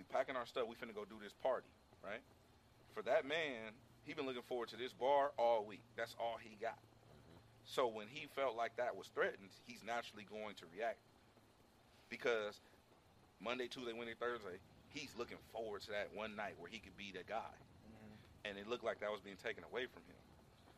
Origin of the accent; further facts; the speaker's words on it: Carson, California, United States; I'm from Carson